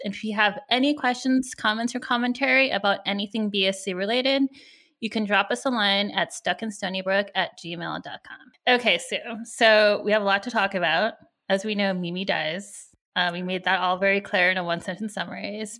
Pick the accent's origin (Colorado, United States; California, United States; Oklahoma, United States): California, United States; I grew up in California, so, I was, there were a lot of Asian people here